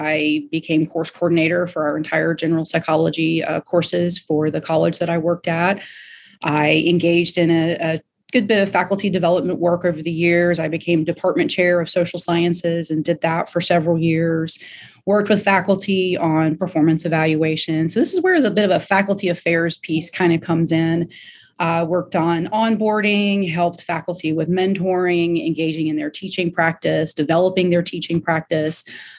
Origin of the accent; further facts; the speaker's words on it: Greenville, South Carolina, United States; born there; also born or lived in Florida; I was born in Greenville, South Carolina, moved around back and forth from here to Florida and back and forth, and have settled once again in Greenville, South Carolina.